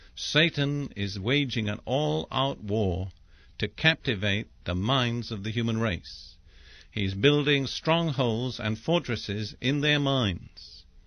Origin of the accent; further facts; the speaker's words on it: England, United Kingdom; I'm English by background